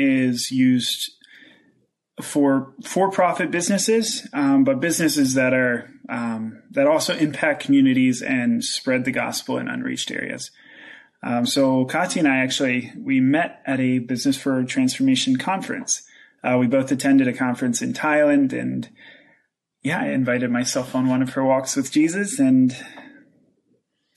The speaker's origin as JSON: {"language": "English", "region": "Pennsylvania", "country": "United States", "also_born_or_lived": "Central Asia", "moved": "as an adult", "said": "I'm originally from Pennsylvania"}